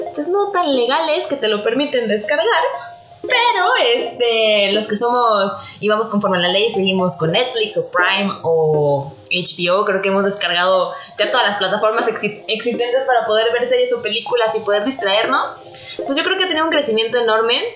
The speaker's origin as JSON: {"language": "Spanish", "country": "Mexico", "said": "como mexicanos"}